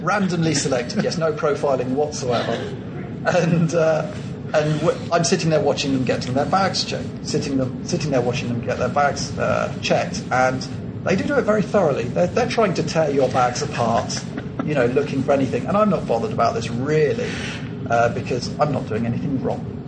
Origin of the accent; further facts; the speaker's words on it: England, United Kingdom; moved away as an adult; now in Colombia; I'm English, but now I live in Colombia